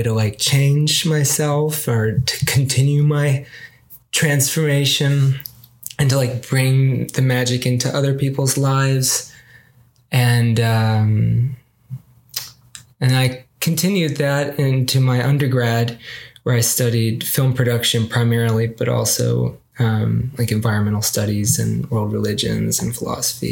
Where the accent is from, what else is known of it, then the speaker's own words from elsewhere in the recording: Arkansas, United States; I grew up in Arkansas